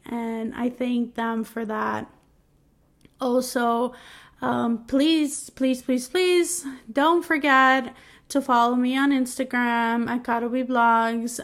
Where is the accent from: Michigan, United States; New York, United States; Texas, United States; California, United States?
New York, United States; moved away as an adult; now in New Jersey, United States; I'm from New York and we pronounce stuff weirdly